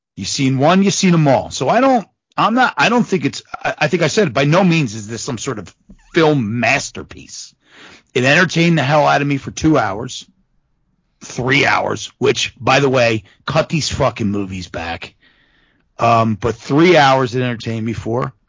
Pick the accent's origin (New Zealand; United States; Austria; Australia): United States; Philadelphia, Pennsylvania; we're from Philadelphia